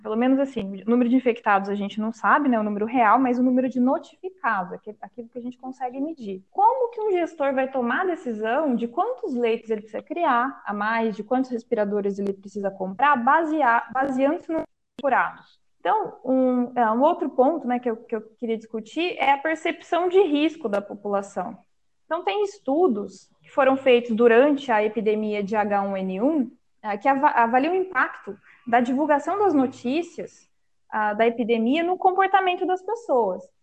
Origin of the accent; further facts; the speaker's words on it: Northwest São Paulo, Brazil; a região é, da minha cidade natal é o Noroeste Paulista